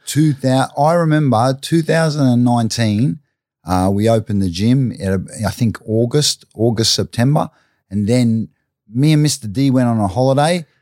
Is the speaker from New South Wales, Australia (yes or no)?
no; Brisbane, Queensland, Australia; I grew up, I grew up in Stafford or Everton Park, Stafford, uh, suburb of North Brisbane